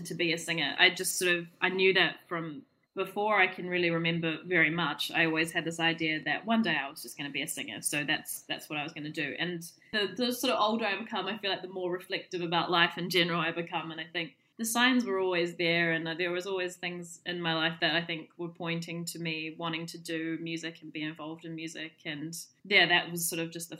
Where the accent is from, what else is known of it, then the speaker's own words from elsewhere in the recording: New Zealand; first language English; moved away as an adult; now in United Kingdom; I was born in New Zealand and grew up with it as my primary culture and English as my first language.